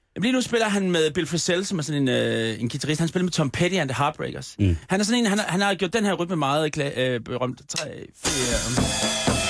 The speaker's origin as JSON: {"language": "Danish", "town": "Copenhagen", "region": "Capital Region of Denmark", "country": "Denmark", "tie": "born or raised there", "said": "Det er min hjemstavn."}